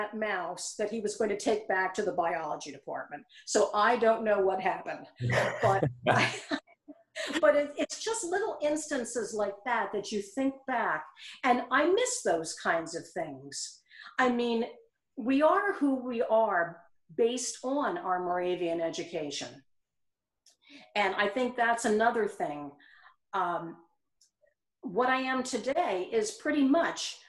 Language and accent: English; Eastern Pennsylvania, United States; moved away as an adult; now in South Carolina, United States; I am from Eastern Pennsylvania. My family and most of my friends are in that area